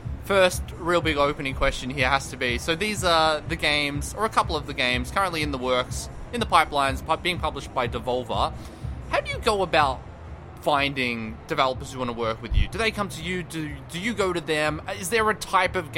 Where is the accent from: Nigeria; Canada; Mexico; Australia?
Australia; As an Australian